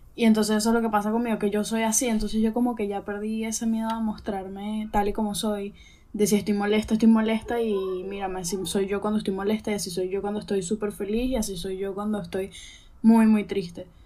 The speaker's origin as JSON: {"language": "Spanish", "country": "Venezuela", "tie": "born or raised there", "also_born_or_lived": "Chile", "moved": "yes", "lives_now": "Spain", "said": "nací en Venezuela"}